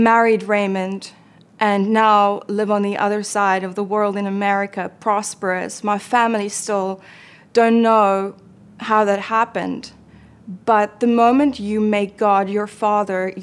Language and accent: English; South Africa; I was born and raised in South Africa